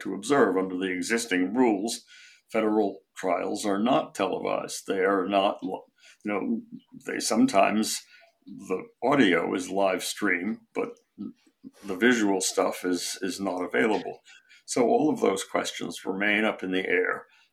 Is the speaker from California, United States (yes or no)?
yes; San Francisco, California, United States; also born or lived in Shanghai, China; I grew up in San Francisco, almost all of my parents' friends were Russian Jews who had emigrated from Shanghai